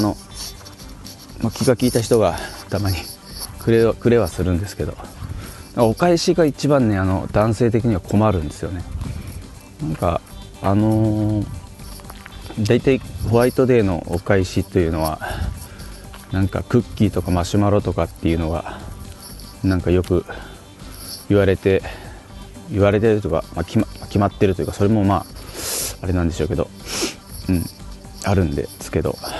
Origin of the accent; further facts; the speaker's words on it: Fukuoka, Japan; now in Tokyo, Japan; 僕福岡出身なんですけど東京に来てから